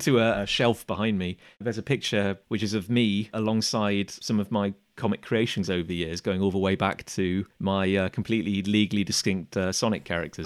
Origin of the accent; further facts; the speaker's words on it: Gloucester, South West England, United Kingdom; Growing up in Gloucester, I think we had a place called the Collector's Choice